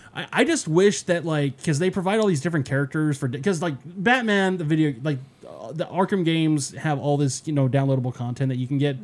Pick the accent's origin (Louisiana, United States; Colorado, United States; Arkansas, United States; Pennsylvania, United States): Colorado, United States; Denver; born or raised there; moved away